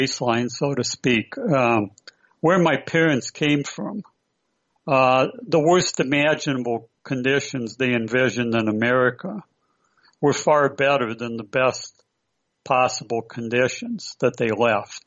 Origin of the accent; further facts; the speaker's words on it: Prairie du Chien, Wisconsin, United States; moved away as an adult; also born or lived in San Francisco Bay Area, California; we were the sole Ukrainian family in this little town growing up.